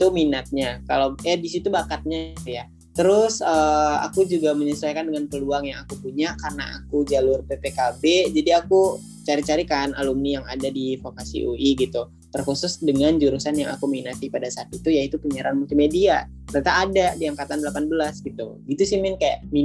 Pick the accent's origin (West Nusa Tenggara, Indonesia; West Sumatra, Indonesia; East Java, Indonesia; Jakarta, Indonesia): West Sumatra, Indonesia; Terus aku berasal dari Sumatera Barat, jadi gak jauh ya.